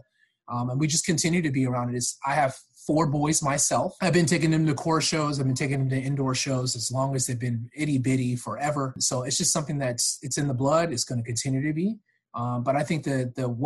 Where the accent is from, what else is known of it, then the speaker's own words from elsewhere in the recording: California, United States; also born or lived in Georgia; now in Florida, United States; I actually grew up and born and raised in California